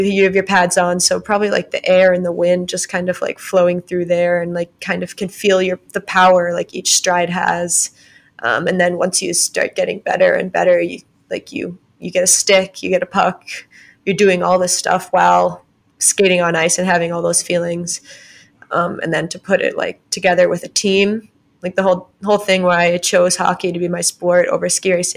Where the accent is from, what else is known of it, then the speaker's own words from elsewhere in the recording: Vermont, United States; I'm from Vermont, small little town.